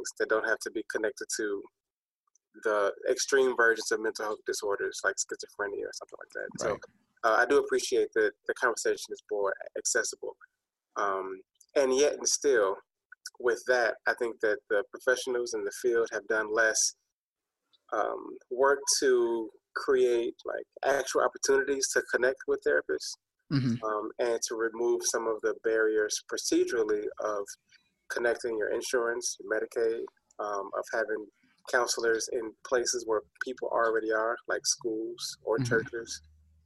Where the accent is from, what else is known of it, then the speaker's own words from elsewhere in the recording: Chicago, Illinois, United States; I am born and raised in Chicago, so hometown